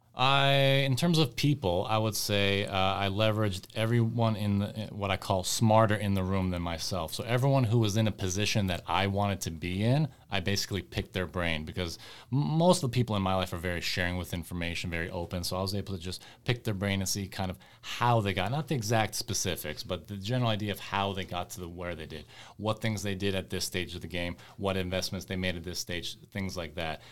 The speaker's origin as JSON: {"language": "English", "region": "West Coast", "country": "United States", "tie": "born or raised there", "said": "my folks, uh, immigrated from the former Yugoslavia, and so I, I grew up over here in the West Coast"}